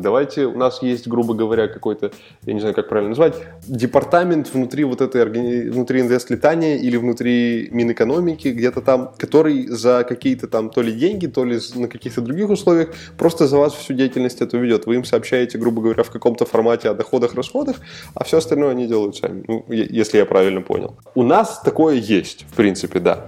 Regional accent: Moscow, Russia; я из Москвы

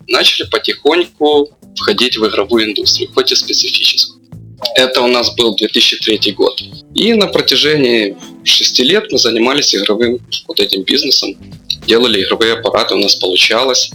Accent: Lutsk, Volyn Oblast, Ukraine; мы из Луцка, это западная Украина

